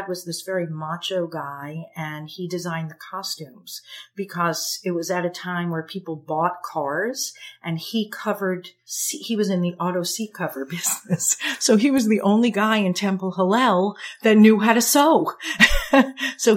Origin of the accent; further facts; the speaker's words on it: Long Island, New York, United States; I grew up on Long Island.